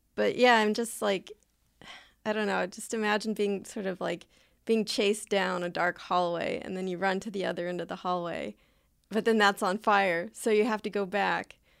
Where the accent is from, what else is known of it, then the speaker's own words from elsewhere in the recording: Southern California, United States; I live and I grew up in Southern California